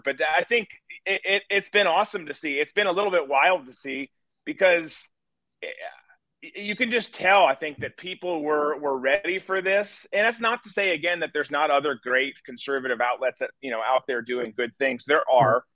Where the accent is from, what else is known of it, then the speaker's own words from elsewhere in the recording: Rochester, Minnesota, United States; moved away; I grew up in Rochester